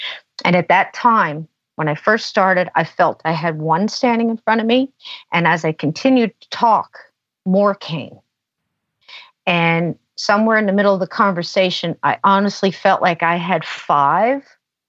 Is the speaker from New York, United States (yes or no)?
no; New Jersey, United States; born there; I said, I was born in New Jersey. They were born in Alabama.